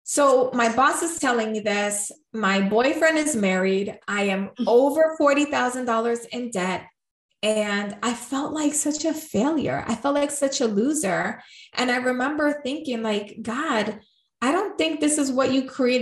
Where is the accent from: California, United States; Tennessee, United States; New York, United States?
New York, United States; I'm from New York. I'm Puerto Rican.